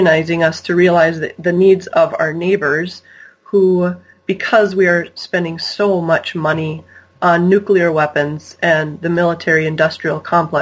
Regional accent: United States; growing up in the United States

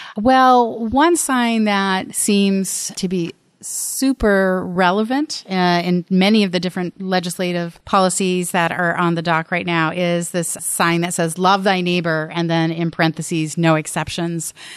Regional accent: Minnesota, United States; moved away; also born or lived in Washington, D.C. metro area / Iowa; as a Midwesterner, because I was raised in Minnesota

